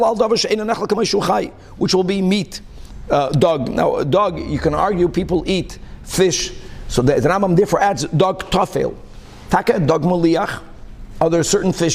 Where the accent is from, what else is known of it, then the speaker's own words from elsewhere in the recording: Brazil; moved away; also born or lived in Hong Kong; when I grew up in Brazil